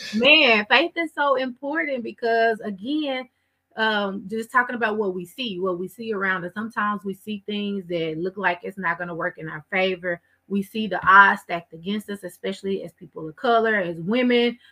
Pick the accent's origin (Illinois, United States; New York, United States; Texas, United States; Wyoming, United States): Texas, United States; Waco; I grew up in Waco